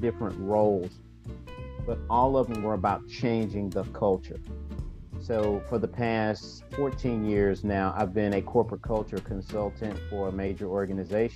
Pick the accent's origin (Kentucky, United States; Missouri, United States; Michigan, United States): Missouri, United States; St. Louis; I grew up in a single parent home with my mother and my grandmother in the largest housing project in St. Louis, my hometown